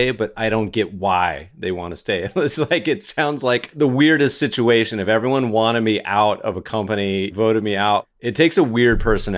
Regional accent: Winston-Salem, North Carolina, United States; moved away; I grew up partially in Winston-Salem, North Carolina

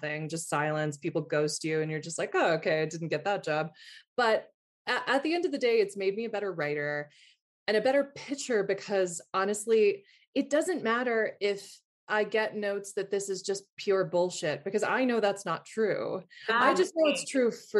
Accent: the South, United States; also born or lived in England; now in New York, United States; I'm from the South.

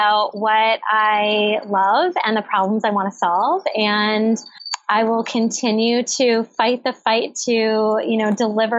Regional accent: Cape Cod, Massachusetts, United States; also born or lived in Brookline, Massachusetts / Medford, Massachusetts; I grew up on Cape Cod.

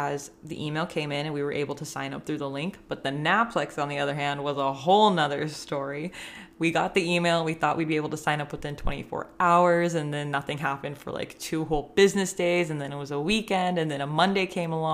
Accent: Northern California, United States; I'm from Northern California

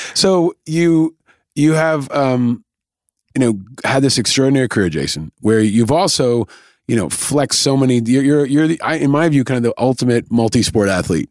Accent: New York, United States; I grew up in New York, but I would go to the Jersey Shore.

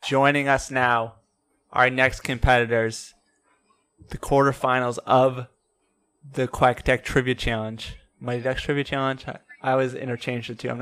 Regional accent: suburbs of Detroit, Michigan, United States; I'm from the suburbs of Detroit

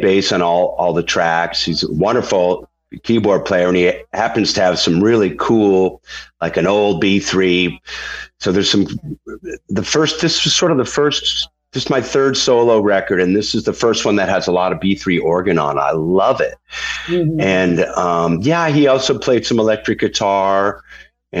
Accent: Holyoke, Massachusetts, United States; We had a great record store in my hometown, Holyoke, Massachusetts

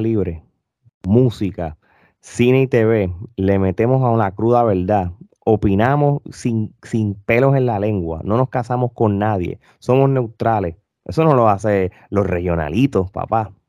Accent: Puerto Rico; moved away as an adult; now in United States; cuando yo me mudé para acá, hace muchos años, eh, casi más de 10 años atrás, pues hubo momentos de que tú como siendo puertorriqueño

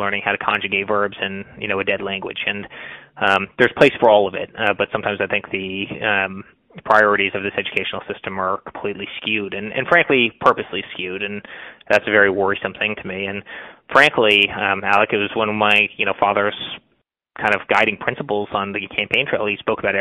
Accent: United States; individual freedoms that we have as American

